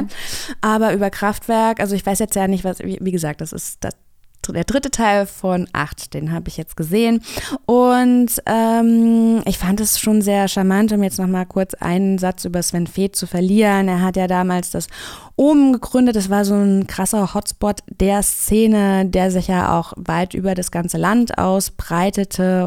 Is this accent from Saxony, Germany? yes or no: no; Kassel, Hesse, Germany; Ich komme auch aus Kassel, auch aus Hessen